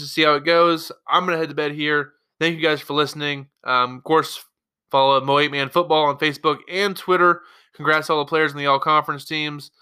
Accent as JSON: {"language": "English", "town": "Graham", "region": "Missouri", "country": "United States", "tie": "born or raised there", "said": "I will be in Graham, my hometown"}